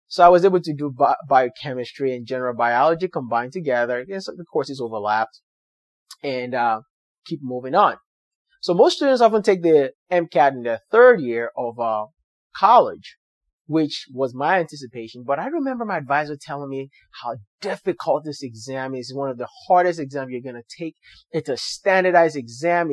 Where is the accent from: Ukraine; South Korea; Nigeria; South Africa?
Nigeria; English is a second language; moved away as an adult; now in United States; So I'm from Nigeria where I speak English